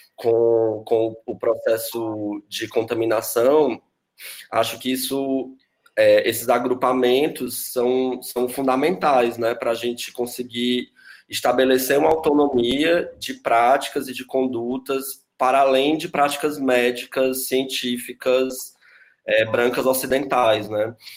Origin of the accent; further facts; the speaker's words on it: Fortaleza, Ceará, Brazil; now in São Paulo, Brazil; eu sou de Fortaleza